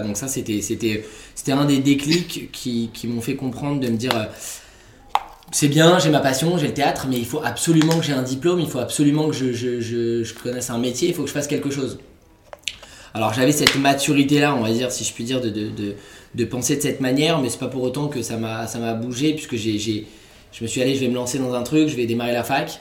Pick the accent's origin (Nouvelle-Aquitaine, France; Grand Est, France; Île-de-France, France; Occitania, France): Île-de-France, France; Vincennes; j'étais de Paris, enfin de banlieue de Vincennes